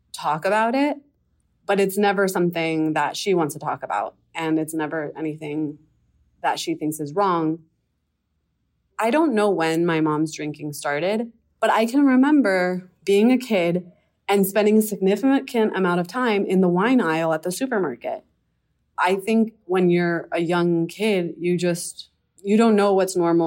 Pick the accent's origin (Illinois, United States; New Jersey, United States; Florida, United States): Florida, United States; Miami; I'm from Miami, Florida.